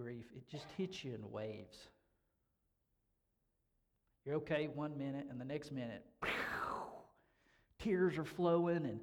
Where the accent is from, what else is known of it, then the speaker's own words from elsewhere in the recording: Hendersonville, North Carolina, United States; I grew up in Hendersonville, North Carolina